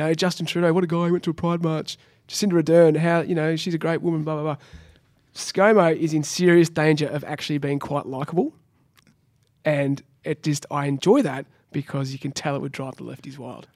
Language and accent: English; Australia; as an Australian